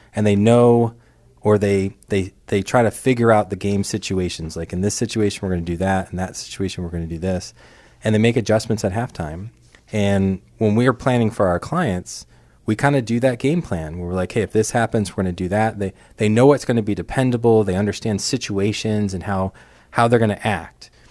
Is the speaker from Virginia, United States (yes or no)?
no; New York City, New York, United States; moved away; I grew up in Brooklyn, New York